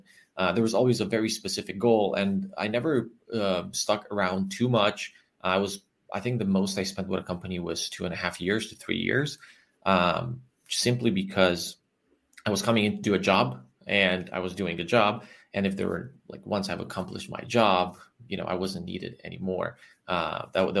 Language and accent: English; Transylvania, Romania; also born or lived in New York, United States; I'm originally from Romania, from Transylvania. I still live in Transylvania